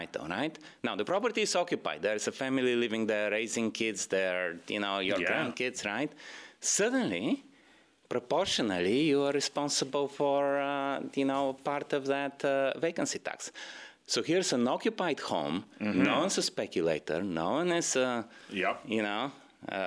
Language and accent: English; Bulgaria; English is a second language; now in Canada; I come from Bulgaria. I left Bulgaria a long time ago to escape communism.